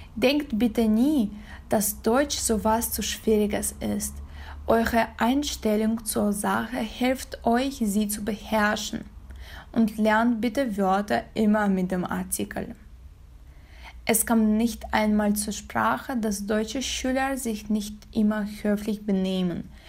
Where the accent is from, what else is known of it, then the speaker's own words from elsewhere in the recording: Kazakhstan; German is a second language; ich komme aus Kasachstan